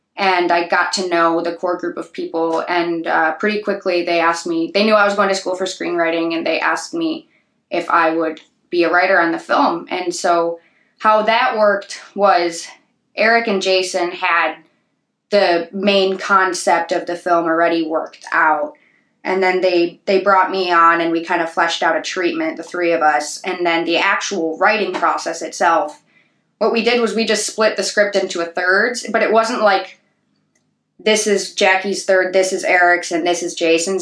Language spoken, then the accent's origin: English; Sleepy Hollow, Illinois, United States; growing up in Sleepy Hollow